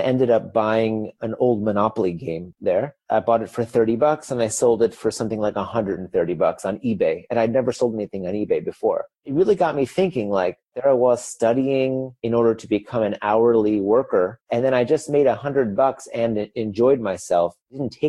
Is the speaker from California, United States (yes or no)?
no; Chicago, Illinois, United States; moved away as an adult; also born or lived in Beijing, China; now in Berlin, Germany; I'm originally from Chicago, but I just lived 10 years in Beijing. And that last year, now I moved here to Berlin, Germany